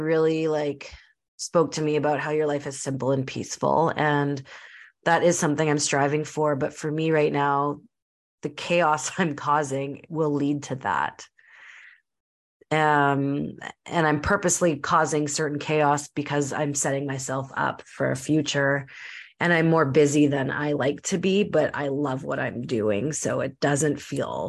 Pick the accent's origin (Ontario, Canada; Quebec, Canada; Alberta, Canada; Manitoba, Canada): Manitoba, Canada; Winnipeg; born or raised there; now in British Columbia, Canada